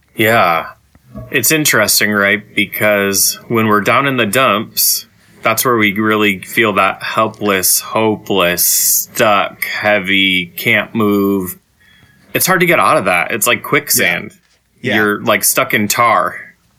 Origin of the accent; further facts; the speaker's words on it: Saginaw, Michigan, United States; growing up in Saginaw as an LGBT person